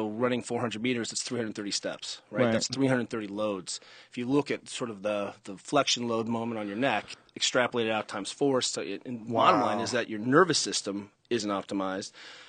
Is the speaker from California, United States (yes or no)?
yes; San Francisco, California, United States; I'm from San Francisco.